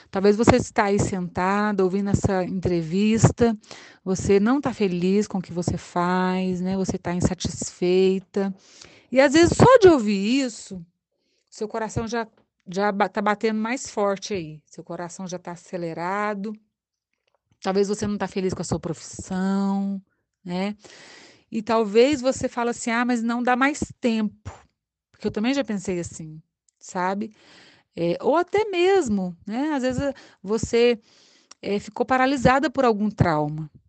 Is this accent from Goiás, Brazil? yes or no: yes; Anápolis, Goiás, Brazil; moved away as an adult; now in Itajubá, Brazil; Eu escolhi odontologia, abracei, saí de Anápolis em 1991 para cursar a odonto em Alfenas, daqui perto de nós.